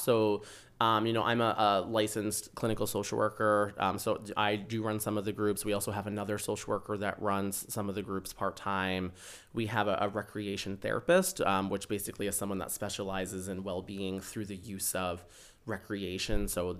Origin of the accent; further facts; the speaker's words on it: Rochester, Minnesota, United States; That is true. Yes. So I am from Rochester.